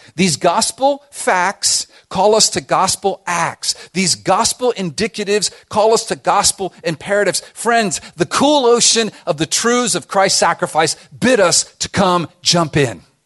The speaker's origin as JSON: {"language": "English", "town": "Miami", "region": "Florida", "country": "United States", "tie": "born or raised there", "said": "growing up in Miami"}